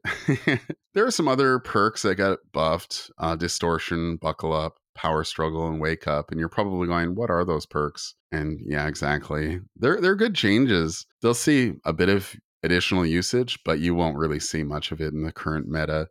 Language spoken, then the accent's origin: English; Canada; I'm Native Canadian